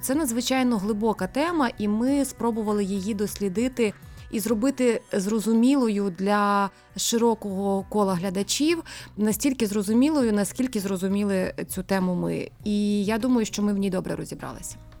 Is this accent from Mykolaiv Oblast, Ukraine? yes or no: no; Rivne, Rivne Oblast, Ukraine; ми рівняни